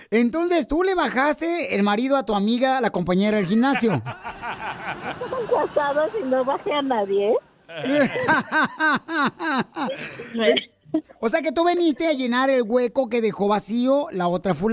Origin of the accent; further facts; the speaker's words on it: Guanajuato, Mexico; now in United States; Porque acá venimos de Guanajuato a Estados Unidos.